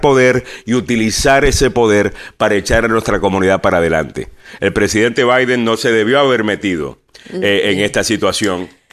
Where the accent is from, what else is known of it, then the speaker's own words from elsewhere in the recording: Puerto Rico; En Puerto Rico somos todos puertorriqueños.